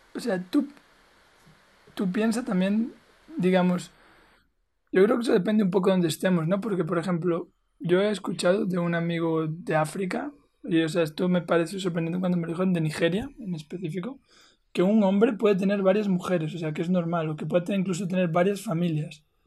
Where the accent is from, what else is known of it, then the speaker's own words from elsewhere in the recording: Spain; moved away; also born or lived in Colombia; yo crecí en España, ¿no? Por muchos años